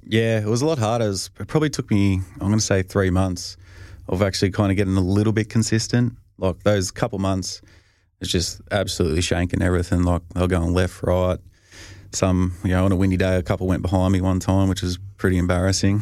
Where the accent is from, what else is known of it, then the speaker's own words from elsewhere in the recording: Australia; moved away; being Australian